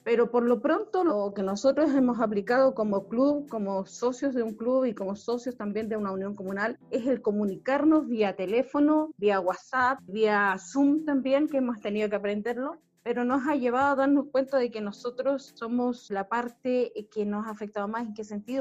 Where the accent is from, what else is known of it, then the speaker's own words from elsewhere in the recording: Alto, northern Chile, Chile; yo soy de Alto